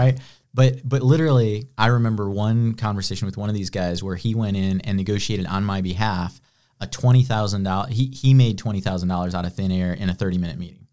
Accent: Illinois, United States; born or raised there; moved away as an adult; now in Greenville, United States

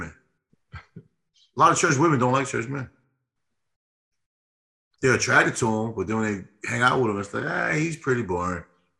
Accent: New York City, New York, United States; Growing up in New York, at the church you went to in Brooklyn.

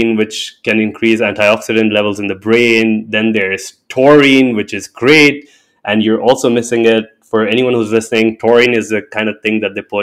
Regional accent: India; I'm an Indian by birth, and I grew up learning about Hindu mythology and religion and culture

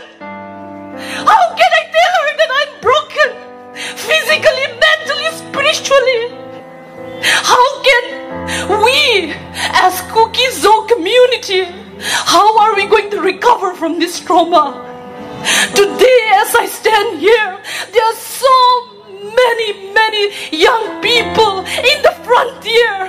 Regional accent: Manipur, India; I am from Manipur

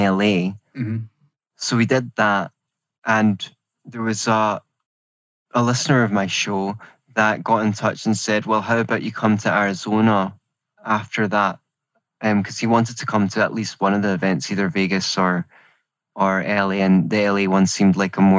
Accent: Scotland, United Kingdom; moved away as an adult; As you can hear, I'm from Scotland

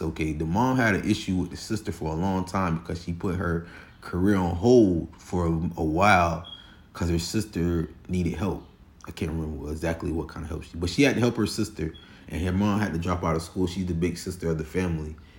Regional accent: Florida, United States; I'm from Florida

